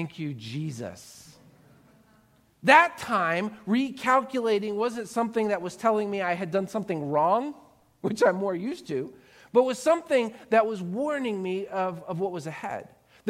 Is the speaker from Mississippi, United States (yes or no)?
no; Florida, United States; Growing up in Florida